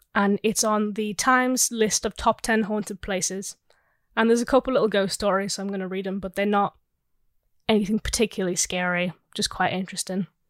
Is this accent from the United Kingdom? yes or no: yes; England, United Kingdom; we're from England.